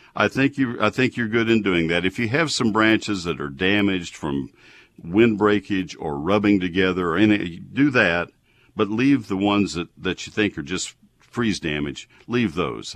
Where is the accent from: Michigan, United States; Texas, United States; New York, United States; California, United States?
Texas, United States; Brazos County; moved away; Brazos County, my hometown originally